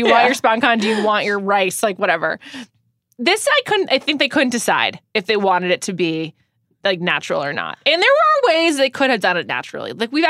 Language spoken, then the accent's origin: English; Northeast, United States; we're both from the Northeast.